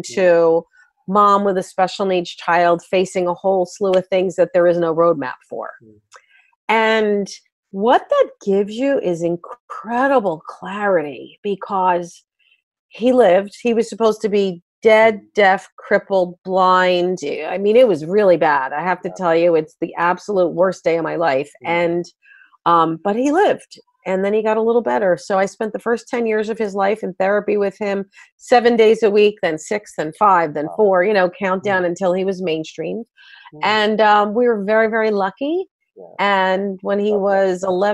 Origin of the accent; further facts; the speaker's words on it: New Jersey, United States; also born or lived in Myrtle Beach; I am a Jersey girl at heart. I live in Northern New Jersey and also Myrtle Beach